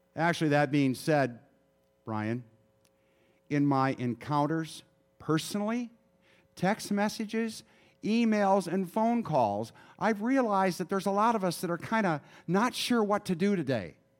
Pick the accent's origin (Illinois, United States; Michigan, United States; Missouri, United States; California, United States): Michigan, United States; moved away; I grew up in Michigan